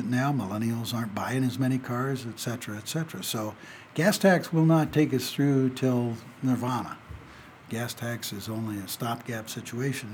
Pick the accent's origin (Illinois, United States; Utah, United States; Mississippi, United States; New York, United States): Illinois, United States; Peoria; moved away as an adult; also born or lived in Indianapolis, Indiana; now in Carson City, United States; I grew up in my hometown of Peoria.